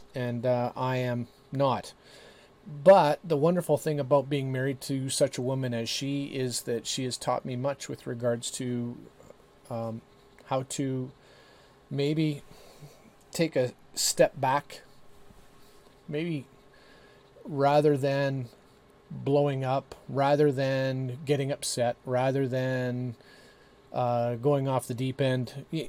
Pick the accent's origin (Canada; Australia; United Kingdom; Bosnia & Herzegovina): Canada; we in Canada